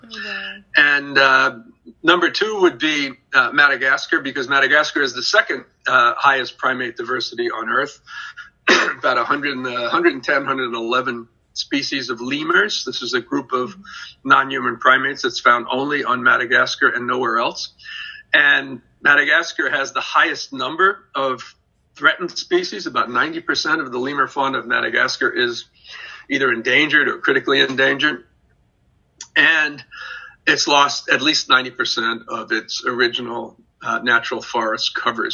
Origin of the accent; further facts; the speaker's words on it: New York City, New York, United States; I grew up in first in New York City, in the Bronx and Brooklyn